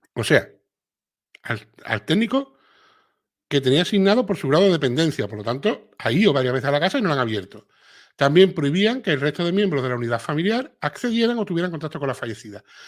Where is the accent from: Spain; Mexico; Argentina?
Spain; Andalusia; accent: Andalusian; a los andaluces no se nos entiende